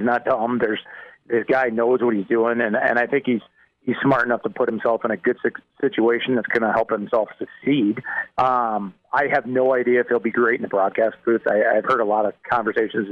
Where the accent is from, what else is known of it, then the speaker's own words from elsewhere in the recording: rural Nebraska, United States; moved away; you come from a rural community in Nebraska and go to the big town of Lincoln and get to play big time football